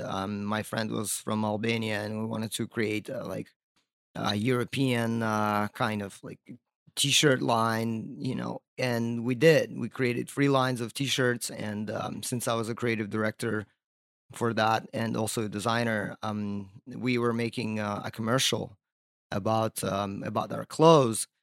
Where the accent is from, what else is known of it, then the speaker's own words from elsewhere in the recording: Crimea, Ukraine; also born or lived in Virginia Beach, Virginia, United States; now in Brooklyn, United States; I was born in, uh, Crimea